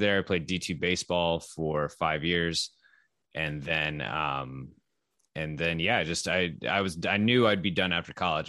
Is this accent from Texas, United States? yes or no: yes; Texas, United States; I grew up in Texas, or I moved to Texas when I was eleven